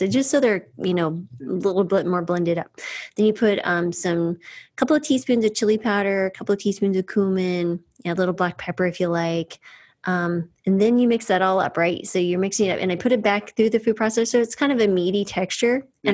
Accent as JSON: {"language": "English", "region": "New Mexico", "country": "United States", "tie": "born or raised there", "said": "I grew up in New Mexico"}